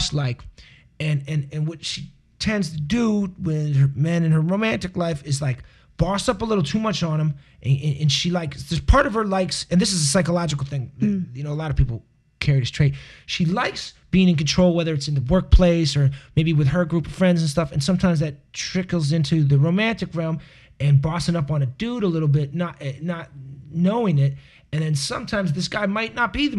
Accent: Boston, Massachusetts, United States; a kid I grew up with in Boston

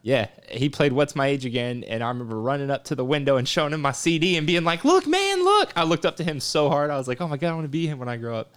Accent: South Texas, United States; also born or lived in Grand Prairie, Texas / Louisiana; I'm from South Texas

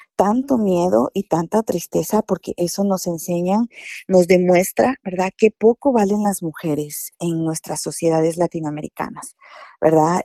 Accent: Guatemala; now in United States; decimos en Guatemala

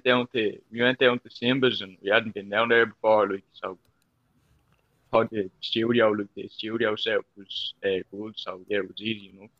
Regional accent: Dublin, Leinster, Ireland; I'm a rapper from Ireland, Dublin 5.

